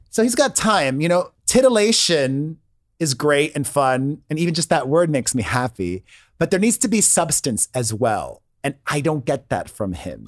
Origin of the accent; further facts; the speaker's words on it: Miami, Florida, United States; moved away; I grew up in Miami, which is a lot like Los Angeles, and you need a car